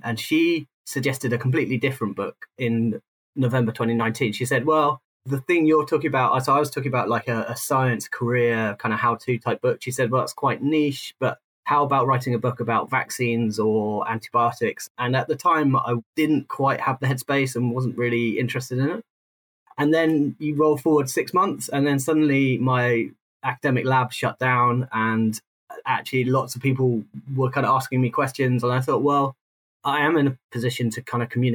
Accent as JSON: {"language": "English", "country": "United Kingdom", "tie": "born or raised there", "also_born_or_lived": "South London", "moved": "yes", "said": "I grew up outside London, but then I lived, when I moved into London, I spent most of my life south of the Thames"}